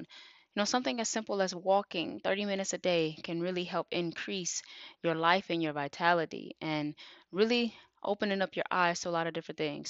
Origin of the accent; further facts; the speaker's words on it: Detroit, Michigan, United States; I am from Detroit, Michigan, born and raised.